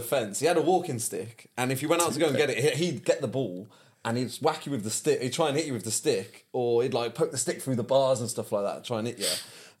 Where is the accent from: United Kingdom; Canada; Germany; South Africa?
United Kingdom; also born or lived in Melbourne, Australia; That's growing up in Britain in the 90s.